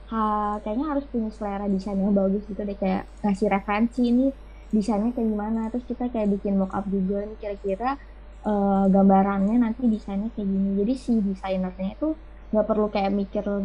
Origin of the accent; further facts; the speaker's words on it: Depok, West Java, Indonesia; also born or lived in Jatinangor; aku kan pindah nih ke tempat asal aku di Depok